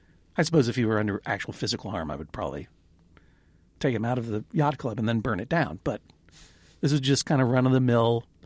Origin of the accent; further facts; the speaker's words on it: Brooklyn, New York, United States; I'm from Brooklyn, New York.